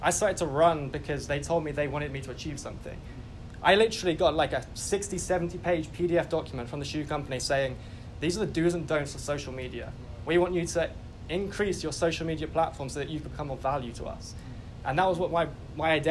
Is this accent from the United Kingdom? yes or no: yes; England, United Kingdom; I grew up as most English boys